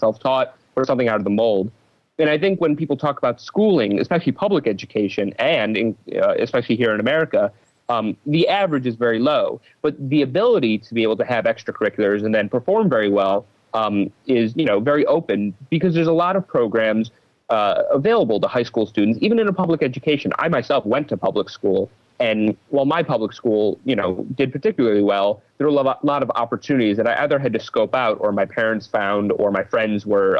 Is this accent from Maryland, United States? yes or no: no; Cleveland, Ohio, United States; I was born in Cleveland, Ohio, so I'm a Midwesterner